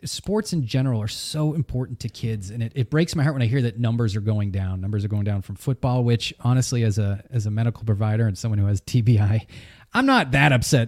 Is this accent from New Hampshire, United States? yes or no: yes; New Hampshire, United States; I grew up in New Hampshire